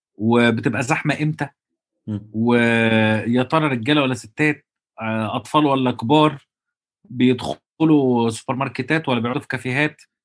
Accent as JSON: {"language": "Arabic", "country": "Egypt", "said": "احنا عندنا في مصر"}